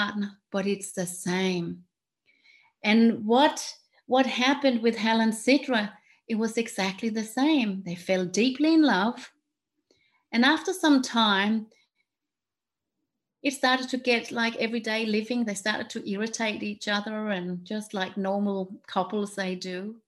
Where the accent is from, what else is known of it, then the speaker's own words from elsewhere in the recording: Denmark; English is a second language; moved away; where I'm from Denmark, that's why I have this funny accent